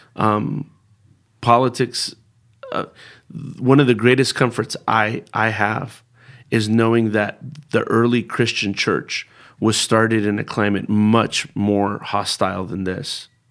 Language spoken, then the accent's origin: English; Bay Area, California, United States; first language Spanish; English is a second language; also born or lived in Berkeley; I was born and raised in the Bay Area